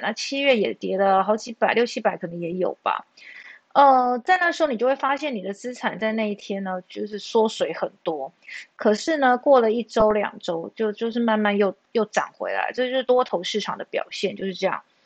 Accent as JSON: {"language": "Chinese", "country": "Taiwan", "said": "我们台湾人"}